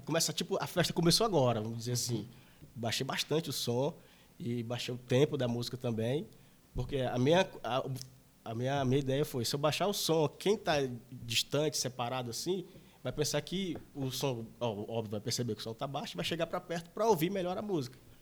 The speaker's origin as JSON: {"language": "Portuguese", "region": "interior of Maranhão", "country": "Brazil", "said": "eu sou do interior, do interior do Maranhão"}